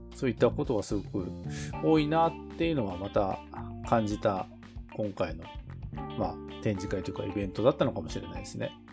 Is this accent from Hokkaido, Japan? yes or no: yes; Tokachi, Hokkaido, Japan; 僕らの地元の北海道十勝